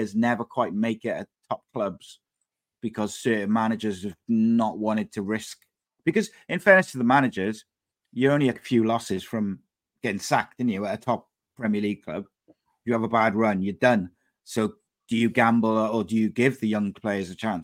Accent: Wales, United Kingdom; as a Welsh fan

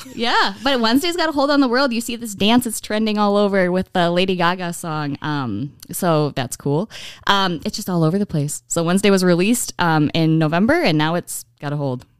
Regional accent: Menominee, Michigan, United States; moved away as an adult; now in Oshkosh, United States; I grew up in Menominee, Michigan all my life

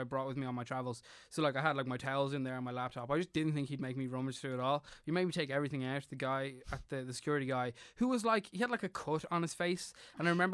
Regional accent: Ireland; I'm Irish

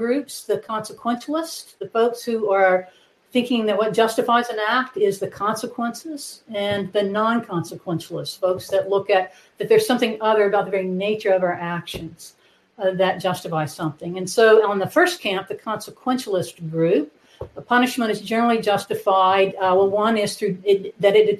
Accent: Wynne, Arkansas, United States; also born or lived in Iowa / Indiana; now in Conway, United States; I grew up in Arkansas. I grew up in Wynn, Arkansas, in the Delta

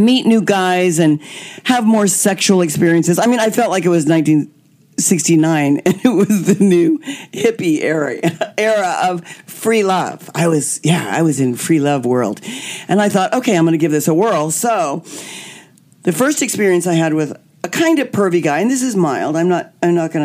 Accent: Kansas, United States; now in Hollywood, United States; I was born and raised in Kansas.

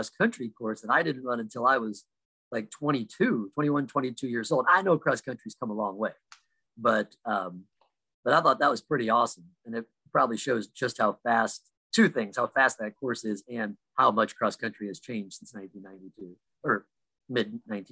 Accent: Illinois, United States; I'm from Illinois

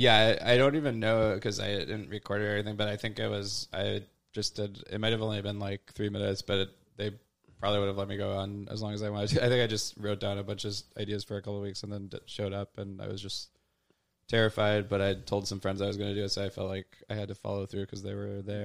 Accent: Louisville, Kentucky, United States; moved away as an adult; also born or lived in Wisconsin / Chicago; now in New York, United States; I did grew up in Louisville

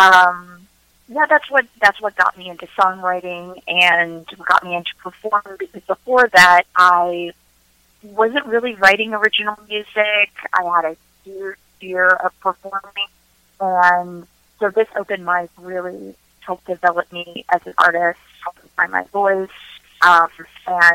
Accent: Northern Virginia, United States; also born or lived in Washington, D.C. / Seoul, South Korea / Wyoming; now in Maryland, United States; I grew up in Northern Virginia

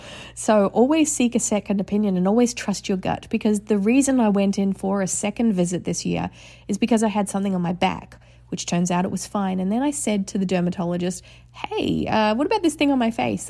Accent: Australia; moved away; I grew up in Australia.

